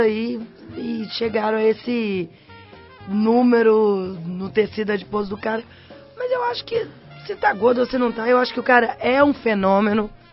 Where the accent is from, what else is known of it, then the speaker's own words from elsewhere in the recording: Belo Horizonte, Minas Gerais, Brazil; moved away as an adult; now in São Paulo, Brazil; Eu saí de Belo Horizonte